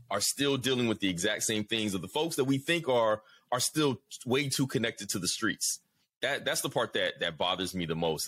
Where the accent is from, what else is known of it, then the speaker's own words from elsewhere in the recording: Atlanta, Georgia, United States; I'm from down south, you know, Atlanta's home for me.